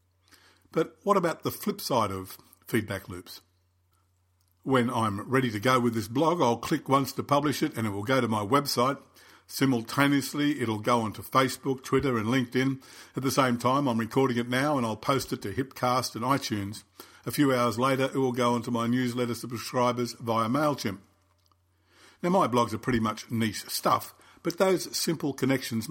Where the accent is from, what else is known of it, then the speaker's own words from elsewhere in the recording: Sydney, New South Wales, Australia; my hometown, Sydney